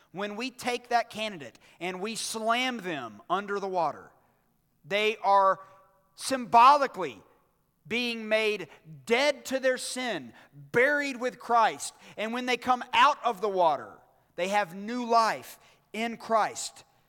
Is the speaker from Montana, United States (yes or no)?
no; Birmingham, Alabama, United States; on December twenty-third, nineteen eighty-five, at Brookwood Hospital in Birmingham, Alabama, I was born